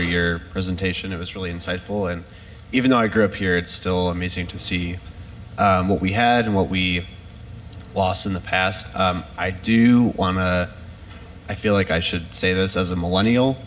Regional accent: Iowa City, Iowa, United States; I grew up in Iowa City and I work at the University of Iowa now

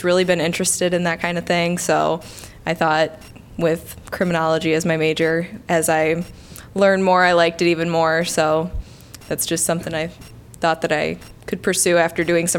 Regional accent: Dubuque, Iowa, United States; moved away as an adult; now in Iowa City, United States; I'm originally from Dubuque. I've been living up here for about 4 years now, and I went to University of Iowa, and I really liked the area, so I really wanted to stay down here.

